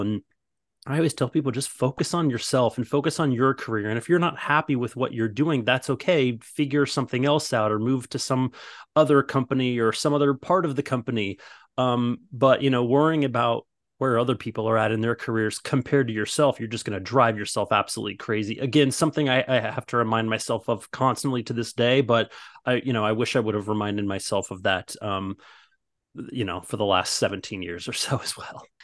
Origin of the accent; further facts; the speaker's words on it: Midwest, United States; moved away as an adult; now in Los Angeles, United States; I'm originally from the Midwest and all of my best friends are all from when I grew up